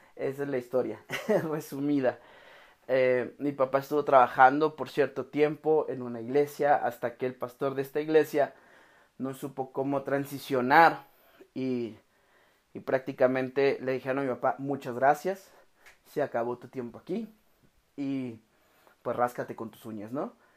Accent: Oaxaca, Mexico; now in Guadalajara, Mexico; Yo crecí en la ciudad de Oaxaca. Yo soy de Oaxaca, vivo aquí en Guadalajara.

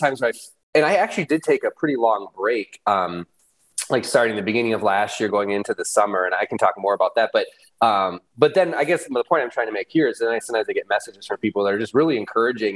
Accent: Michigan, United States; I grew up in Michigan on a farm, actually

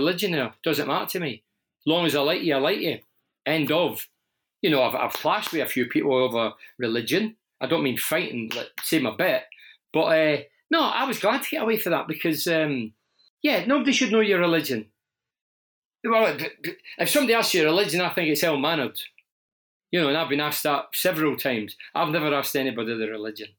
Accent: Glasgow, Scotland, United Kingdom; accent: Scottish; moved away as an adult; now in Teesside, United Kingdom; I grew up in Glasgow as a 14, 15-year-old boy.

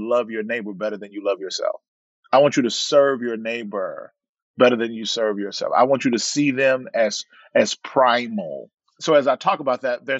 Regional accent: the South, United States; now in Monrovia, United States; I'm from the South. We ate catfish with bones

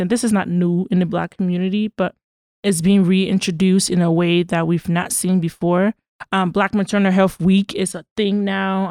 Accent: Liberia; also born or lived in Boston / Virginia; now in United States; I'm from Liberia

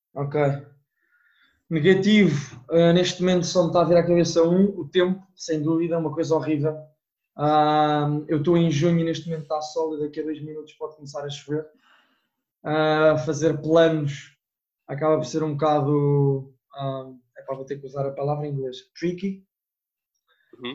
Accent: Portugal; moved away; eu digo que sou de Portugal

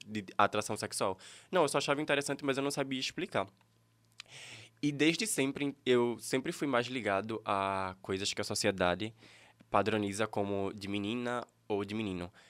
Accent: Escada, Pernambuco, Brazil; Eu nasci aqui em Escada.

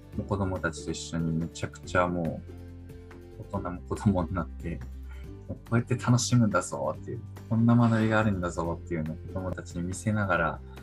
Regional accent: Niigata, Japan; moved away as an adult; also born or lived in Tokyo; now in Saijo, Japan; 新潟出身なんで新潟のスキー場とかある山奥の妙高とかに連れてかれて

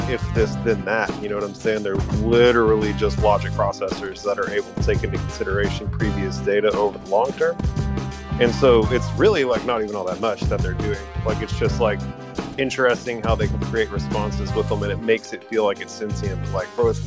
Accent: Williamson County, Texas, United States; Williamson County, the county that we grew up in Texas

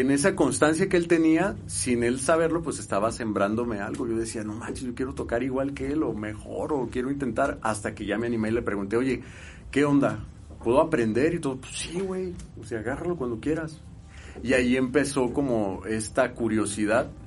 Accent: Guadalajara, Jalisco, Mexico; Sí, soy de Guadalajara, Jalisco.

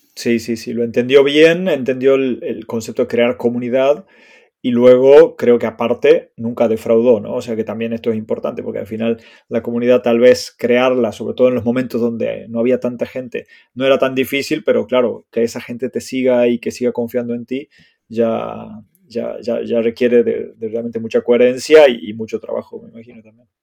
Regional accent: Argentina; moved away as an adult; now in Spain; yo me fui de Argentina en el 2005, ya hace 17 años

